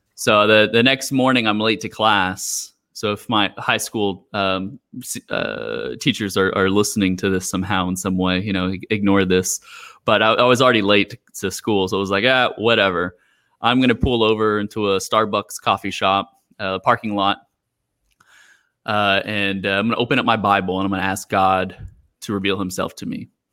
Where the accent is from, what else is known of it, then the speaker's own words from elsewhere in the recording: Houston, Texas, United States; moved away as an adult; now in Macau, China; I'm from Houston.